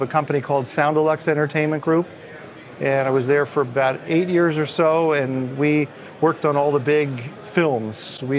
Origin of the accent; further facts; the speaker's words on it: New Jersey, United States; moved away; I grew up in New Jersey